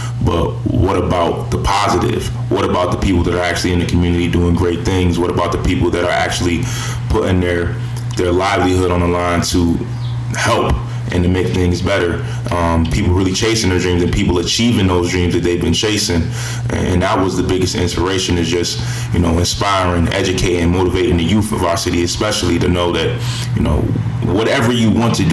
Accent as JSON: {"language": "English", "town": "Buffalo", "region": "New York", "country": "United States", "said": "I'm from Buffalo. I'm from the area"}